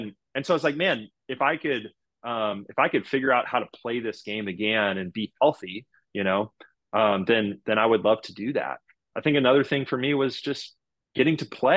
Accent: Houston, Texas, United States; here I am in Houston, you know, the team that drafted me in my hometown

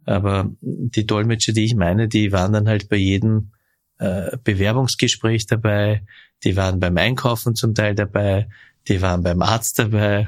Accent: Vöcklabruck, Upper Austria, Austria; Ich bin in Vöcklebruck geboren, in Oberösterreich

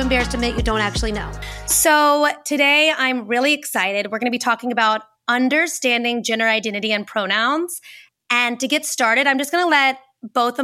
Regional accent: Rome, Georgia, United States; I'm from Rome, Georgia. I grew up in a church

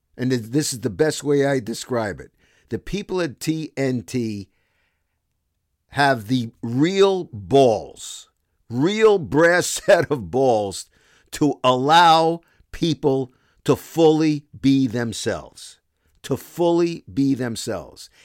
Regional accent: New York City, New York, United States; accent: Brooklyn; moved away as an adult; also born or lived in Toronto, Canada; I'm from Brooklyn

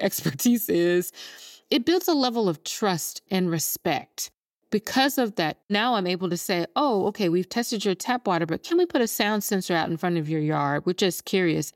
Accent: Jackson, Mississippi, United States; moved away; I'm born and raised in Jackson, Mississippi

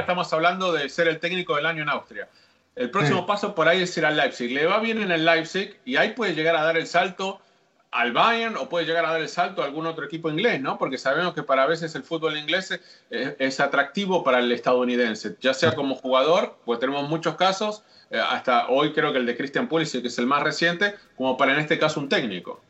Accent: Argentina; yo como argentino

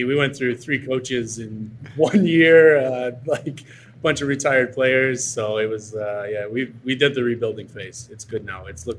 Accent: Quebec, Canada; And I'm from Quebec. So I'm from the neighboring province of Ontario, and I'm technically French Canadian, even though I'm not.

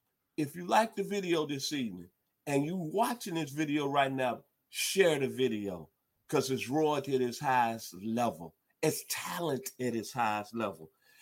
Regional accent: West Tennessee, United States; I'm from West Tennessee

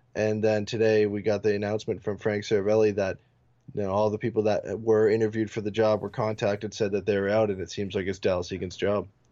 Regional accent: Canada; my, uh, my hometown

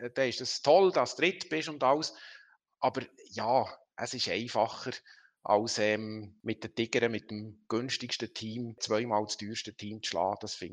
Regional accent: Langnau, Bern, Switzerland; ich bin auf der Mosek ähm, aufgewachsen. Das ist so eine, Teil kennen es als Ausflugsziel, äh, etwa 1000 Meter über Meer, oberhalb von Langnau.

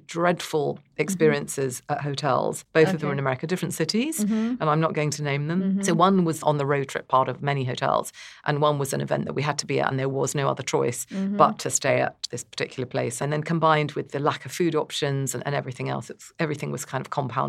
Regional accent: North India, India; I'm very partial to South India, even though I'm North Indian myself.

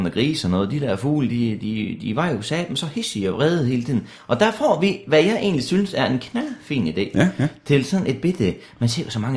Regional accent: Denmark; Ja, ja, jeg er jo fra Danmark, det kan du vel sige.

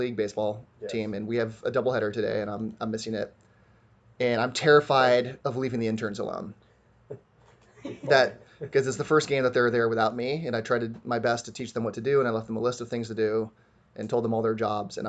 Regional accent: San Diego, California, United States; I'm mostly in San Diego anyway, and I'm from San Diego

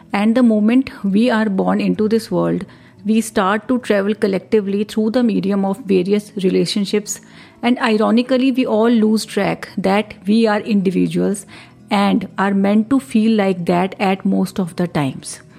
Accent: India

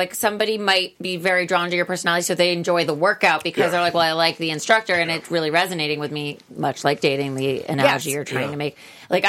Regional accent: Sydney, New South Wales, Australia; I'm from Sydney.

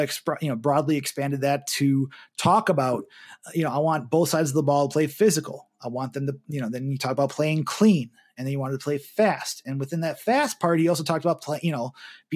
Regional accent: Cape Coral, Florida, United States; also born or lived in Milwaukee, Wisconsin; now in Wisconsin, United States; from my hometown of Cape Coral in Florida

